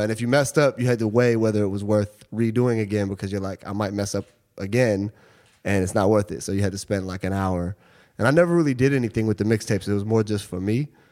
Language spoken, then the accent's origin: English; Seattle, Washington, United States; moved away as an adult; now in New York, United States; I grew up in Seattle. Um, I moved here when I was 18 to go to NYU.